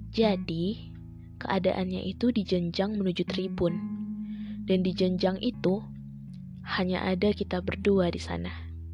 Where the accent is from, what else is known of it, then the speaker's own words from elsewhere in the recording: Bukittinggi, West Sumatra, Indonesia; Aku dari Bukit Tinggi